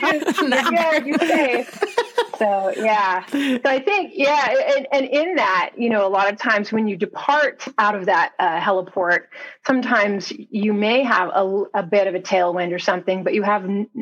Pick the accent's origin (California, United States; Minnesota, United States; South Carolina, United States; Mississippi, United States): California, United States; Clovis; also born or lived in Fresno, California; Well, so I grew up in Clovis, California. I was born in Fresno.